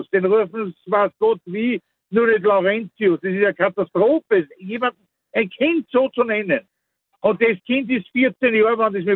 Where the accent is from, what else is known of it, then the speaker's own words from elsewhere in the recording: Mostviertel, Lower Austria, Austria; ich komme aus einer Gegend aus dem Mostviertel, wo das ja Standard ist, solche Namen